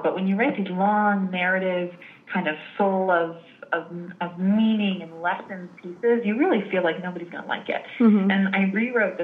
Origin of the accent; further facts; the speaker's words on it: United States; also born or lived in Italy; I'm American. I'm not actually Italian.